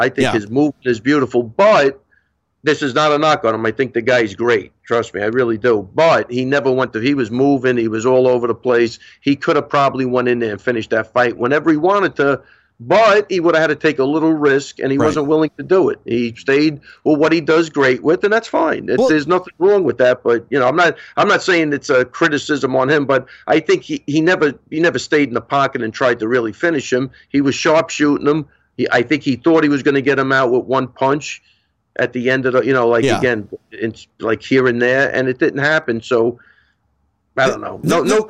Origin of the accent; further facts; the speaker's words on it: Missouri, United States; You know, I'm from Missouri. You got to show me.